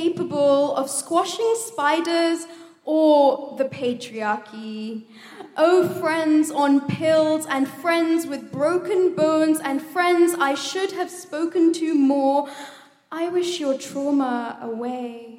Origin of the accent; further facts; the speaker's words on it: India; I am Indian